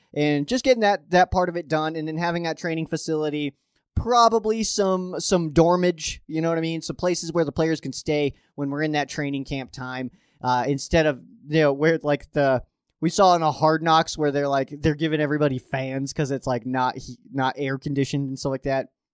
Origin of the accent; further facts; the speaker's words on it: Colorado, United States; I'm a Colorado dude at heart